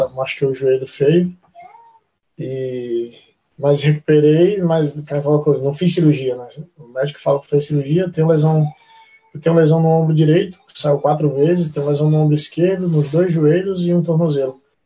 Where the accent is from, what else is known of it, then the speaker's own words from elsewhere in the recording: Brazil; moved away as an adult; now in New Zealand; no meu perfil de atleta tá que eu sou brasileiro